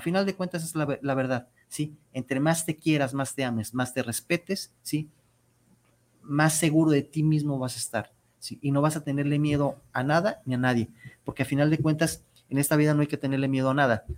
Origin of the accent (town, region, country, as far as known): Mexico